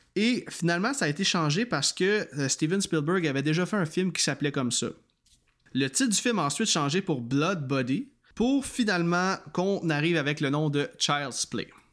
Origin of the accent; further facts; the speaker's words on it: Quebec, Canada; chez nous au Québec